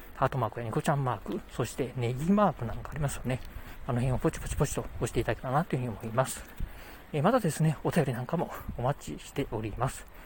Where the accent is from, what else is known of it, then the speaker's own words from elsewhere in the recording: Kochi, Japan; moved away; 地元高知、うん、何もないところではあるんですけど、まあ、私にとってはですね、生まれ育った街